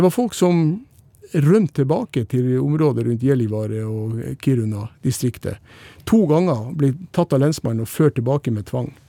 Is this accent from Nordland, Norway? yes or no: yes; Lofoten, Nordland, Norway; moved away; det er jo heimplassen min i Lofoten